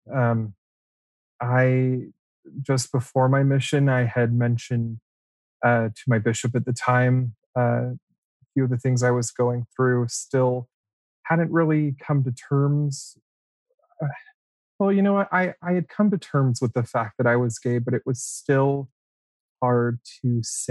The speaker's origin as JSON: {"language": "English", "town": "Las Vegas", "region": "Nevada", "country": "United States", "said": "I'm from Vegas"}